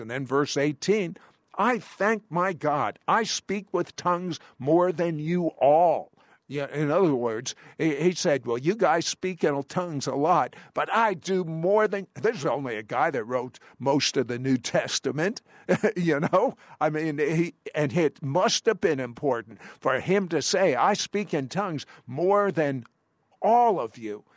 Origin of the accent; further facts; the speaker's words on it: Washington, District of Columbia, United States; I come from Washington, D C